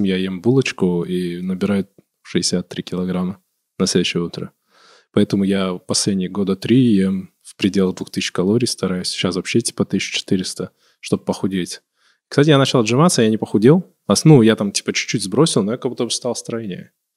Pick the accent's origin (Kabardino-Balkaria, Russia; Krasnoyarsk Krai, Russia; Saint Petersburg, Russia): Kabardino-Balkaria, Russia; now in Moscow, Russia; я все-таки себя идентифицирую как кабардинец